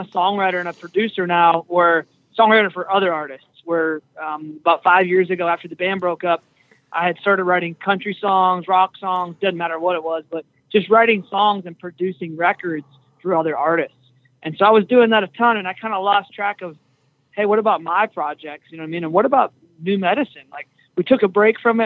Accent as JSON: {"language": "English", "area": "small town outside of Minneapolis", "region": "Minnesota", "country": "United States", "said": "I'm not from Minneapolis, but I'm from around that area, just outside, small town outside of Minneapolis. But started a band in high school"}